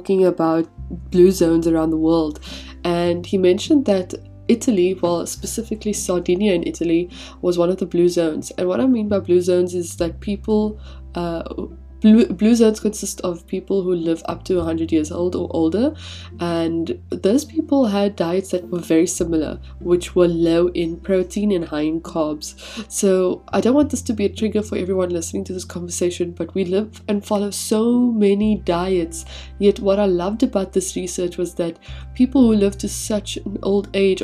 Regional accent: South Africa; moved away as an adult; we grew up in South Africa

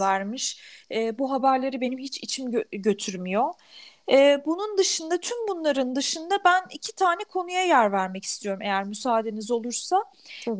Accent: Turkey; Türk'üm dedim.

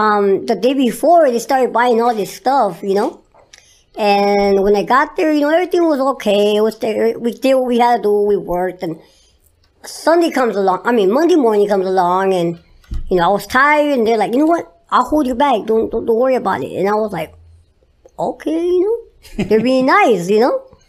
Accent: Huntington Park, California, United States; No, not really. I come from Huntington Park.

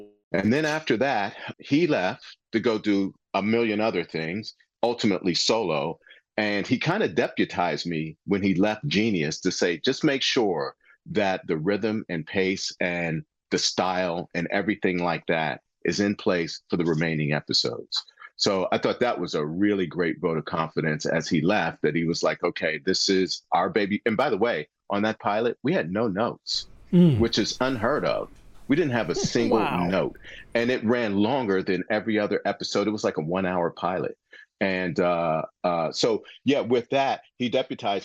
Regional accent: Western Pennsylvania, United States; I'm from Western Pennsylvania

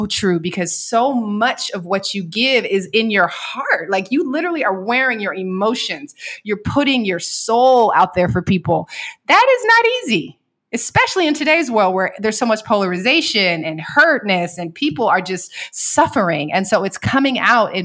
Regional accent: Seattle, Washington, United States; I'm from Seattle and we spent a lot of time on boats.

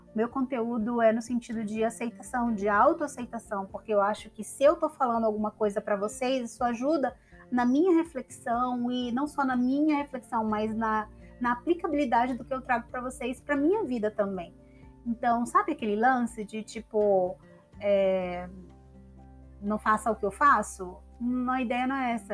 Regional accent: São Luís, Maranhão, Brazil; moved away as an adult; also born or lived in São Paulo; now in Ceará, Brazil; da minha cidade natal, São Luís

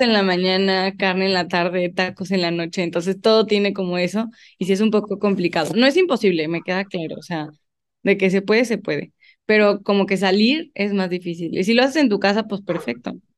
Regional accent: León, Guanajuato, Mexico; also born or lived in Guadalajara; yo soy de León, toda mi vida he vivido aquí.

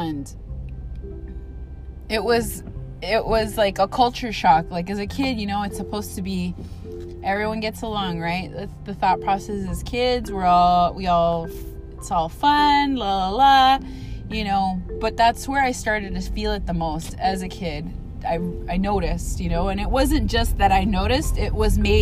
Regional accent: Los Angeles, California, United States; I'm a born and raised Angelino. I was born here and I was raised here

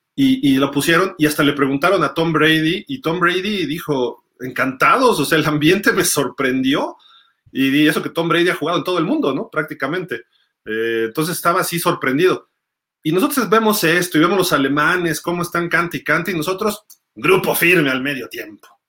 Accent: Mexico; Aquí en México son fans mexicanos, somos fans mexicanos

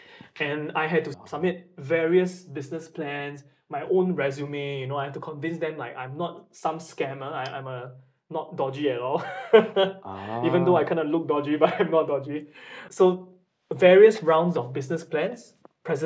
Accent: Singapore; moved away as an adult; now in Japan; I'm going back to my home country of Singapore.

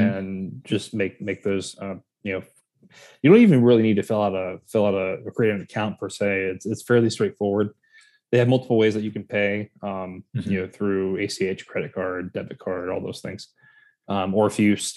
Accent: North Carolina, United States; moved away; also born or lived in Florida; I grew up in North Carolina

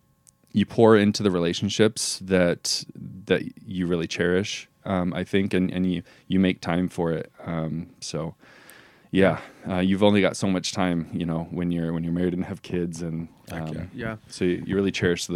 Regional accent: Pendleton, Oregon, United States; we grew up both in Pendleton

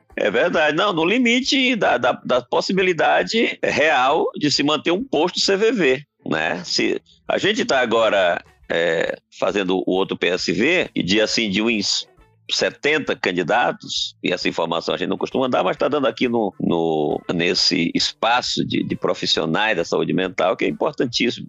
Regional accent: Brazil; a gente é brasileiro

